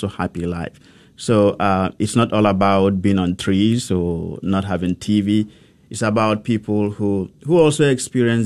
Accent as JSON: {"language": "English", "country": "Nigeria", "tie": "born or raised there", "also_born_or_lived": "Rome, Italy", "moved": "as an adult", "lives_now": "Dallas, United States", "said": "growing up in Nigeria, I looked forward to being a priest"}